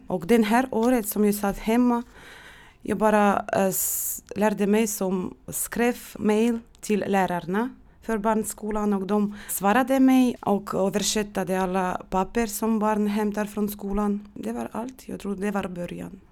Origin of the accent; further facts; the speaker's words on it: Estonia; first language Russian; Swedish is a second language; moved away as an adult; now in Sweden; Jag kunde bara mitt modersmål, ryska språk. Jag kommer från Estland och jag bodde där 30 år och kunde inte estniska.